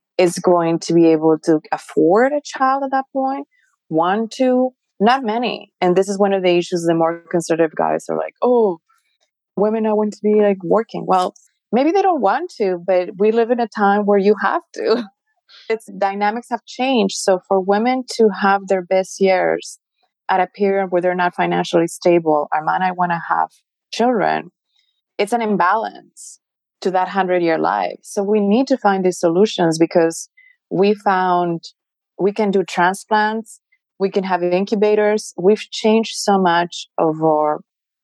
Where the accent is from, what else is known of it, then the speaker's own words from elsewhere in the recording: Mexico; I'm Mexican. I was born in Mexico